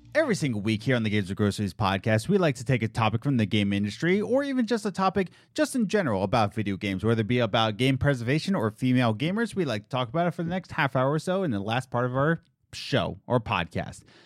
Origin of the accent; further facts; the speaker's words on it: Pennsylvania, United States; also born or lived in New York; we're from Pennsylvania, and we went to, lived in New York for two years